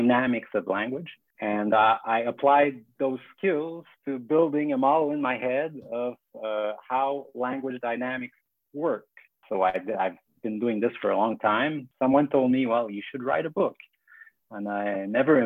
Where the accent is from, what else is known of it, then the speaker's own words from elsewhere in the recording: Quebec City, Quebec, Canada; first language French; English is a second language; also born or lived in Montreal; And I'm from Quebec City. I studied in French.